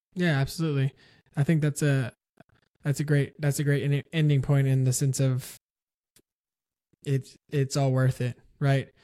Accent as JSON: {"language": "English", "town": "San Antonio", "region": "Texas", "country": "United States", "tie": "born or raised there", "said": "I grew up in San Antonio"}